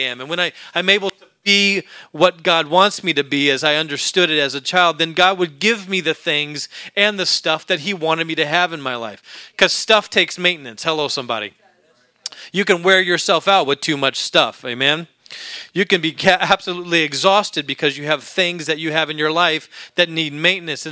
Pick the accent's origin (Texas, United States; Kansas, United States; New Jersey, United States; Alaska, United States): Alaska, United States; moved away; When I was a young boy growing up in Alaska